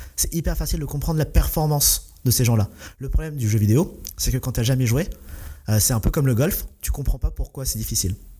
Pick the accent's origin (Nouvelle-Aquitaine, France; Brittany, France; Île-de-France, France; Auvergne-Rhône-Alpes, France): Île-de-France, France; Essonne; j'ai grandi dans l'Essonne